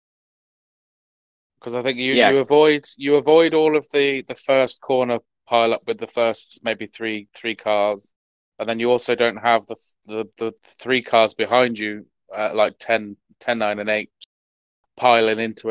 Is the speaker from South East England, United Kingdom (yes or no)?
no; near Dunstable, East of England, United Kingdom; moved away; I grew up near Dunstable. So, yeah, it's a familiar area for me.